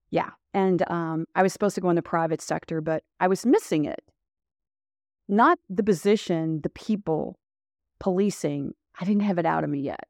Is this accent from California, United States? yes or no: no; Louisville, Kentucky, United States; accent: southern drawl; I am from Kentucky, born and raised in Louisville, Kentucky